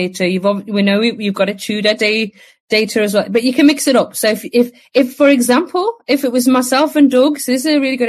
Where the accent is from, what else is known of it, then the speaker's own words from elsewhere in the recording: England, United Kingdom; I'm English